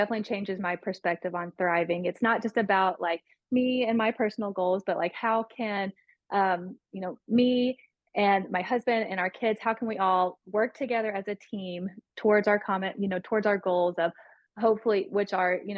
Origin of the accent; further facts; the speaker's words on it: Tennessee, United States; I grew up in Tennessee